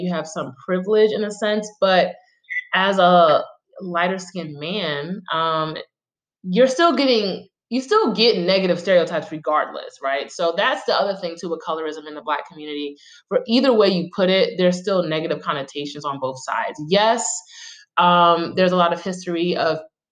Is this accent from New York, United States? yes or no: yes; New York City, New York, United States; I'm from Brooklyn